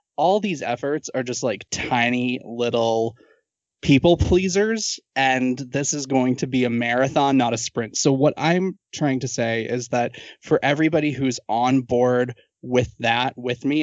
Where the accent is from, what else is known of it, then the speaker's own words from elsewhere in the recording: Massachusetts, United States; I'm from Massachusetts